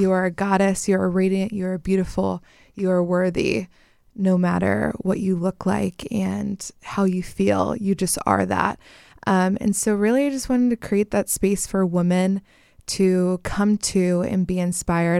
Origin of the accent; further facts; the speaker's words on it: Pennsylvania, United States; moved away as an adult; now in Los Angeles, United States; I am originally from Pennsylvania